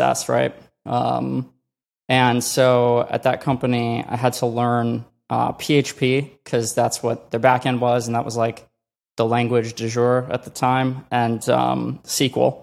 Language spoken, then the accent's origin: English; Chicago, Illinois, United States; moved away; also born or lived in Colorado / California; I grew up in Chicago